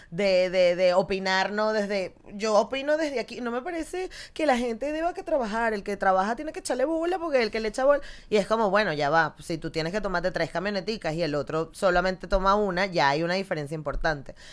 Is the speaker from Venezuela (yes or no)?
yes; Guatire, Miranda, Venezuela; moved away as an adult; also born or lived in Caracas; now in Barcelona, Spain; Soy de Caracas, sí. Nací en La Pastora. Ok. Sí, sí, sí, sí, sí. Pero viví en Guatire toda la vida. Ah, mira. Entonces, y mi familia es de Chirimena